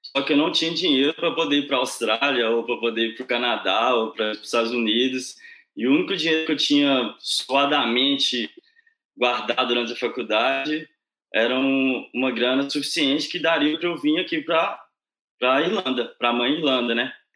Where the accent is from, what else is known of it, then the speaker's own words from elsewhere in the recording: Sete Lagoas, Minas Gerais, Brazil; moved away as an adult; also born or lived in Viçosa; now in Ireland; eu sou do interior de Minas. Uh, eu nasci em Sete Lagoas, que é uma cidadezinha perto de Belo Horizonte. Eu morei lá até os meus 18 anos